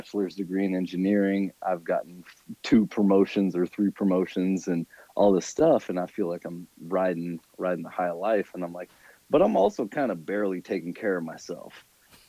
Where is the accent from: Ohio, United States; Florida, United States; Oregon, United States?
Oregon, United States; Salem; moved away as an adult; also born or lived in Phoenix; now in San Diego, United States; I grew up in Salem, Oregon